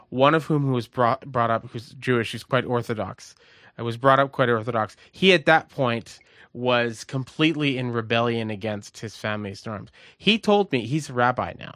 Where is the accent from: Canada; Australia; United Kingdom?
Canada; also born or lived in Baltimore / Montreal; growing up in Canada